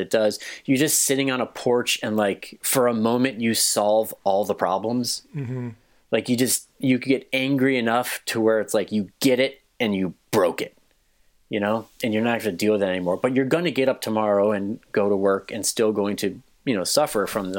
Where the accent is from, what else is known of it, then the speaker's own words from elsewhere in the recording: Westmont, United States; my hometown of Westmont